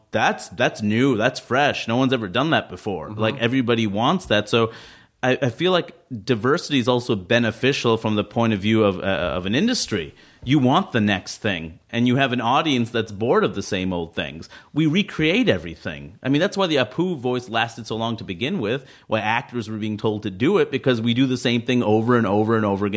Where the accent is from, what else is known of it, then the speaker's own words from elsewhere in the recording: New York, United States; when I'm a New Yorker as well, born and raised